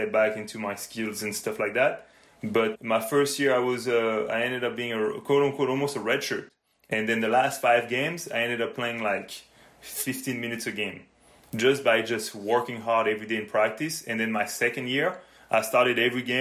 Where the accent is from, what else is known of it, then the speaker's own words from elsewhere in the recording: Normandy, France; moved away as an adult; now in Canada; I was born and raised in France, in Normandy more specifically